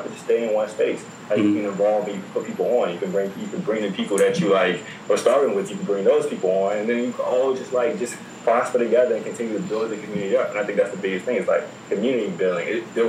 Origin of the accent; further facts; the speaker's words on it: Virginia, United States; I'm from Virginia, so by default, I'm rocking with the Wizards.